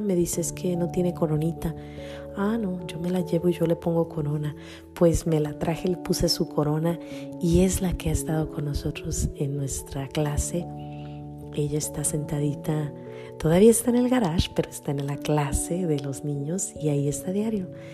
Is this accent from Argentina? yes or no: no; Mexico; por naturaleza soy mexicana